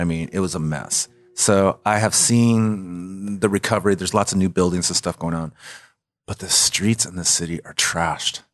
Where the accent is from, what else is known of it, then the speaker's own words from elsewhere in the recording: California, United States; now in Memphis, United States; I come from California